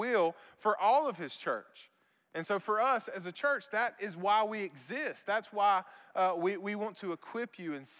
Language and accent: English; Vidalia, Georgia, United States; moved away as an adult; also born or lived in Statesboro, Georgia; I didn't want to come back to my hometown